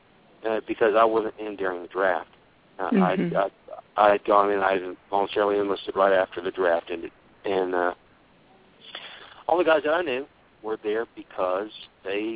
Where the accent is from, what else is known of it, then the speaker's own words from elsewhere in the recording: United States; being an American